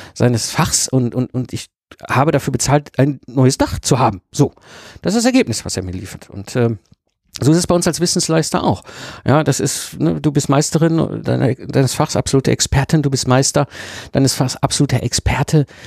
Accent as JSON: {"language": "German", "area": "Ruhr area", "region": "North Rhine-Westphalia", "country": "Germany", "tie": "born or raised there", "said": "ich bin ein Kind des Ruhrpots, ich bin zwischen Kohle und Stahl groß geworden"}